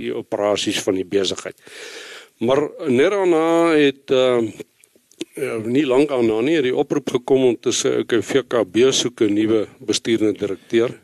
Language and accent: Afrikaans; Bloemfontein, Free State, South Africa; also born or lived in Western Cape / Bethlehem / Reitz; ek ek is 'n gebore en getoe Vrystater, in Bloemfontein groot geword